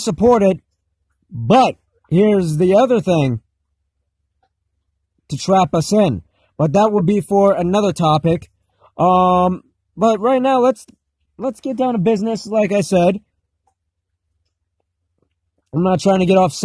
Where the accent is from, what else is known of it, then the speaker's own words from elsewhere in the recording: United States; as an American